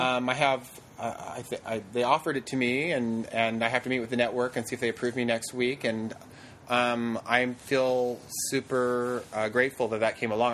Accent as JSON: {"language": "English", "town": "Fairbanks", "region": "Alaska", "country": "United States", "tie": "born or raised there", "moved": "yes", "said": "I really am from a very small town of Fairbanks"}